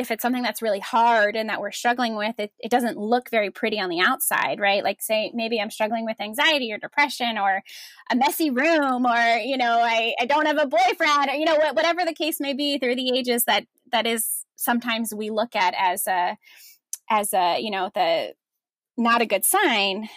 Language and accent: English; New Jersey, United States; moved away as an adult; also born or lived in Washington, D.C.; I am a Jersey girl at heart. I grew up in New Jersey with my parents and three older brothers